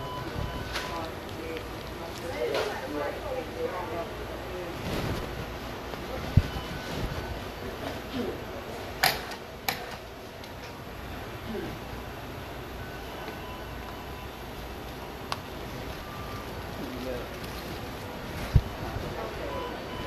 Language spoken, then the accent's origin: English; Philadelphia, Pennsylvania, United States; moved away as an adult; I'm from Philly. I moved here because I was pregnant